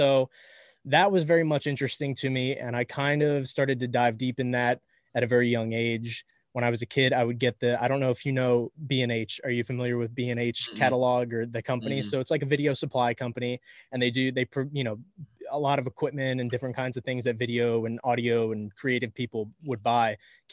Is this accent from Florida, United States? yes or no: yes; Miami, Florida, United States; I'm from Miami. A lot of us in Miami are very kind of over the top